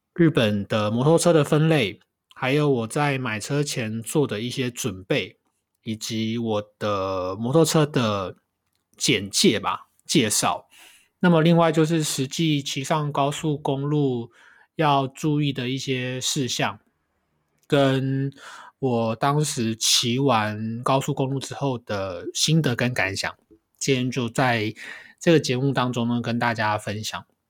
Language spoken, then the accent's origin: Chinese; Taiwan; moved away as an adult; now in Kanagawa, Japan; 欢迎回到这个礼拜的神奈川台湾郎，